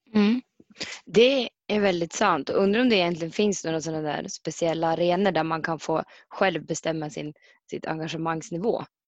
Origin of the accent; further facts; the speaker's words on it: Mittådalen, Jämtland, Sweden; från Mittedalen, bor, och, bor i Mittedalen